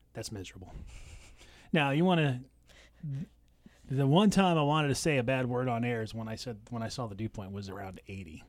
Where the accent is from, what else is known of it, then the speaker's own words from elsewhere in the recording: California, United States; now in Washington, United States; grew up in California